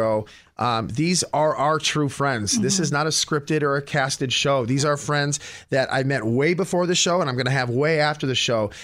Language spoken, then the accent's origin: English; Michigan, United States; now in Los Angeles, United States; I'm from Michigan